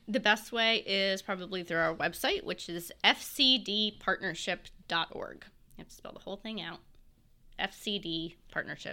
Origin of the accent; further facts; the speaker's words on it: Morgantown, West Virginia, United States; also born or lived in North Carolina / Marion County, West Virginia; now in Fairmont, United States; I'm from Morgantown